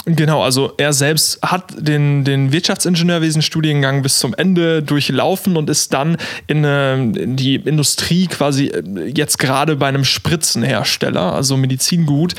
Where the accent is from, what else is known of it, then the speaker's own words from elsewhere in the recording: Olpe, North Rhine-Westphalia, Germany; moved away as an adult; also born or lived in Karlsruhe; als Sauerländer